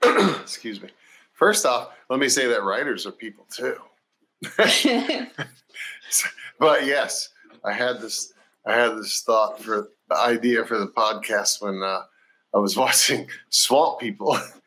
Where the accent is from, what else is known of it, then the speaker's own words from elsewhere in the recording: Florida, United States; And I'm not a Southern person. I'm from Florida.